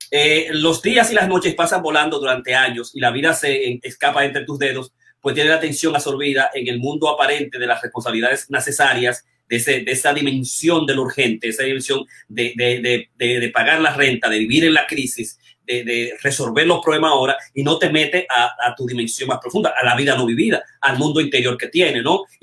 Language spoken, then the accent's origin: Spanish; Dominican Republic; moved away; yo estoy hoy con los 50 mismos dólares que vine de República Dominicana, con los 60 dólares